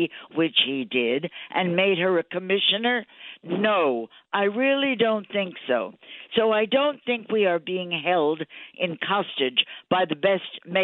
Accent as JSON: {"language": "English", "town": "New York City", "region": "New York", "country": "United States", "said": "I was a New Yorker."}